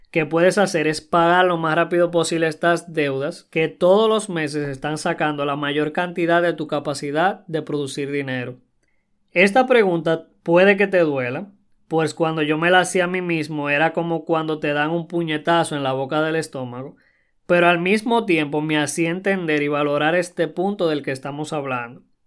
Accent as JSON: {"language": "Spanish", "country": "Dominican Republic", "said": "en mi país, República Dominicana"}